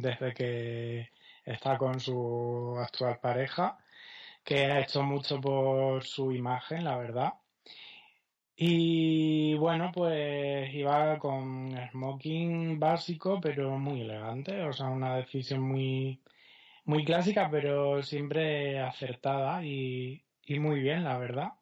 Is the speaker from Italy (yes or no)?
no; Extremadura, Spain